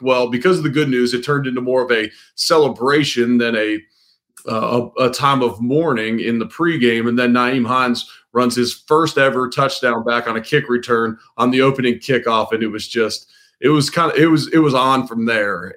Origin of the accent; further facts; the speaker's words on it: Cincinnati, Ohio, United States; I'm from Cincinnati